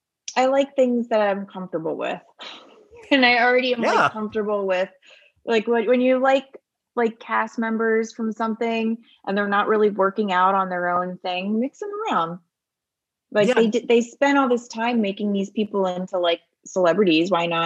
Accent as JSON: {"language": "English", "area": "Bucks County, outside of Philadelphia", "region": "Pennsylvania", "country": "United States", "tie": "born or raised there", "moved": "yes", "said": "I grew up in Bucks County, which is outside of Philadelphia. And everyone talks just like it."}